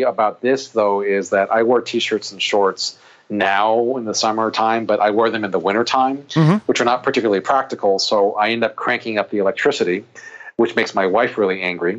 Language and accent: English; Oahu, Hawaii, United States; now in Chicago, United States; Hawaii. That's I'm born and raised there